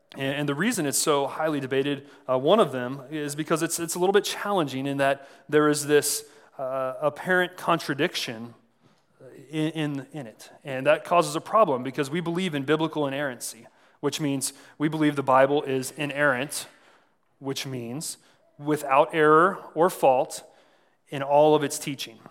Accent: San Antonio, Texas, United States; moved away as an adult; also born or lived in Saint Charles, Missouri; I was born in San Antonio and ended up going to college here in the Midwest

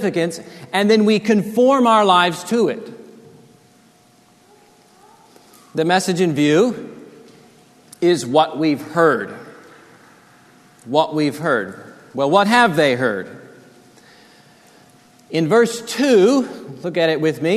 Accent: Corpus Christi, Texas, United States; Growing up in Corpus, we'd go to the beach

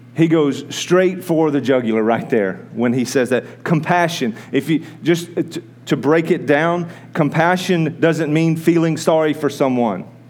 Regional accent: United States; American people

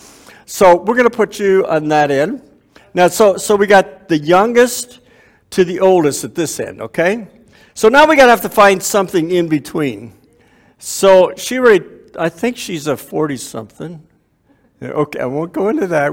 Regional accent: Waterloo, Ontario, Canada; I was born and raised in Waterloo, Ontario, grew up in church

